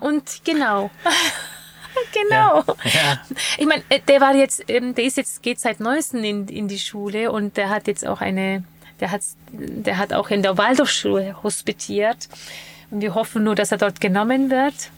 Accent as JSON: {"language": "German", "area": "Bamberg area", "region": "Bavaria", "country": "Germany", "said": "ich komme ja aus der Gegend Bamberg"}